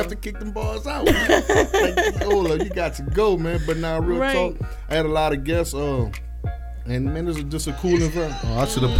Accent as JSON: {"language": "English", "town": "Lafayette", "region": "Louisiana", "country": "United States", "said": "I'm from Lafayette, right?"}